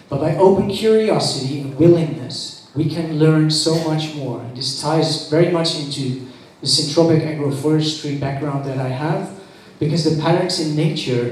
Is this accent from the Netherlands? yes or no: yes; Netherlands; now in Bali, Indonesia; I was born in the Netherlands